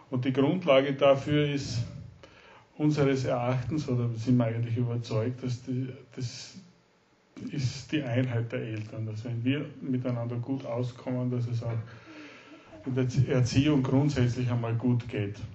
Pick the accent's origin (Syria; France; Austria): Austria; Styria; now in Salzburg, Austria; wir sind gebürtige Steirer, leben in Salzburg, in Österreich und ich arbeite in Salzburg.